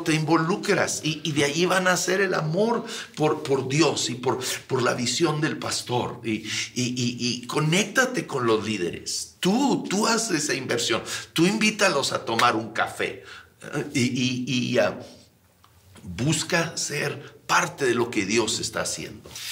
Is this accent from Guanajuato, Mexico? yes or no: no; Sierra de Chihuahua, Mexico; also born or lived in Ciudad Juárez / El Paso, Texas; Yo crecí en la Sierra de Chihuahua